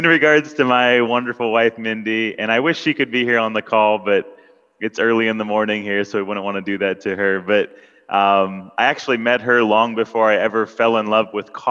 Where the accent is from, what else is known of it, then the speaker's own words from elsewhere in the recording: Ashland-Mansfield area, Ohio, United States; moved away as an adult; also born or lived in Knoxville, Tennessee; now in Philippines; It turns out we were actually from the same general area of Ohio. We're from the Ashland-Mansfield area.